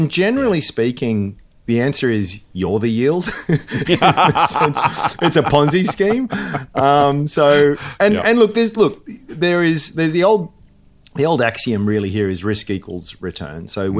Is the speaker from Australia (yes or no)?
yes; Tamworth, New South Wales, Australia; My hometown.